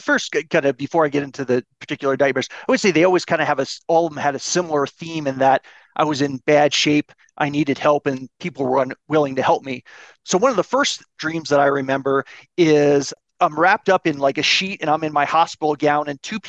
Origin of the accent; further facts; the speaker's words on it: East Coast, United States; my family is from the East Coast. I'm originally from the East Coast, and they flew out immediately when they got the call from the hospital